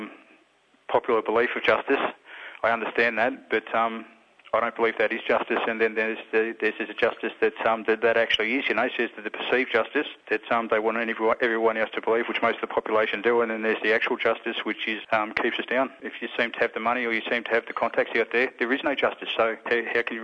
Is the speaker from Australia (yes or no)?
yes; Queensland, Australia; now in Victoria, Australia; I'm a Murray from Queensland. I've been in Victoria for the last 30 years.